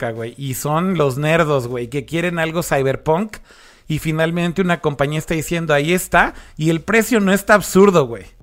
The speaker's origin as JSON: {"language": "Spanish", "town": "Monterrey", "region": "Nuevo León", "country": "Mexico"}